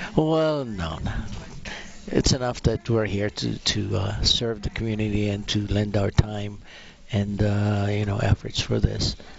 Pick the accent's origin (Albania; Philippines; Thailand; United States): Philippines; now in Alberta, Canada; I'm originally from the Philippines